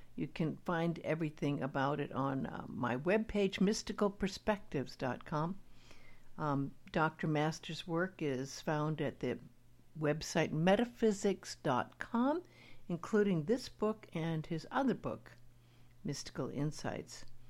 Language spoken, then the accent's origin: English; Beverly Hills, California, United States; I grew up in Beverly Hills